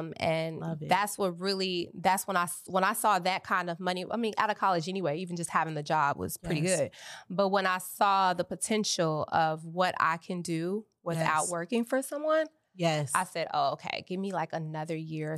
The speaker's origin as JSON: {"language": "English", "town": "Chicago", "region": "Illinois", "country": "United States", "also_born_or_lived": "Atlanta", "moved": "as an adult", "lives_now": "Los Angeles, United States", "said": "I rep Chicago. I'm from Chicago. I'm a business owner in Chicago. Yes. I'm licensed in Illinois. So I like to keep everything still stationed in my hometown. One, because my family still lives there, and a lot of my support system period is just in Chicago."}